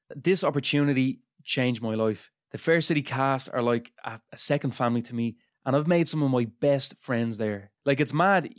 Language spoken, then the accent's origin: English; Dublin, Leinster, Ireland; I'm from Dunamede in Dublin